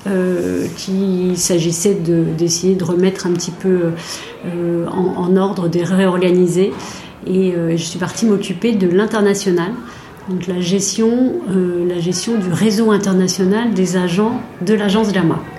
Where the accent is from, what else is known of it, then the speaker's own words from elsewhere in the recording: Besançon, Bourgogne-Franche-Comté, France; je suis née à Besançon. J'ai fait une grande partie de mes études à Besançon, dans l'est de la France